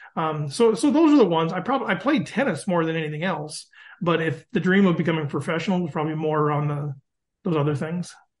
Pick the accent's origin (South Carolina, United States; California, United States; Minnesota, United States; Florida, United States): Minnesota, United States; East Central; also born or lived in Dalbo, Minnesota; I'm from East Central Minnesota. So if you know the Twin Cities of Minneapolis, St. Paul, but an hour north of there. My wife and I are both like fifth generation